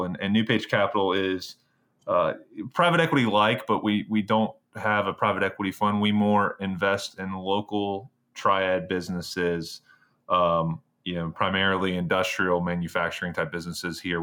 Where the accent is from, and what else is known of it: Greensboro, North Carolina, United States; born or raised there; moved away as an adult; also born or lived in Virginia / New York